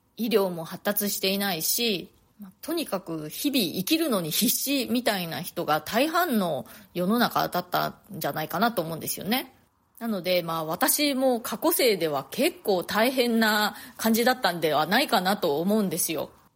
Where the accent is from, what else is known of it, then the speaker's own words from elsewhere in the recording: Nagasaki, Japan; moved away as an adult; now in New York, United States; 私ね、長崎市出身なんですね。それで、子供の頃とか、よくあの、原爆資料館に、学校で、見学に行ったりとかしていたんですけれども